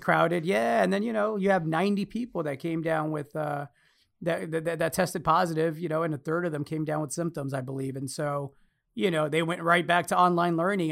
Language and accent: English; United States; me as an American